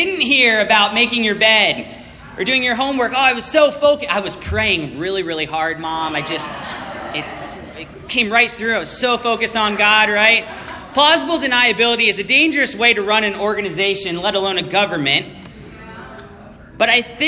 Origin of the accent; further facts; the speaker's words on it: Virginia, United States; moved away as an adult; now in Chicago, United States; when we first moved to Chicago, and people heard that I was from Virginia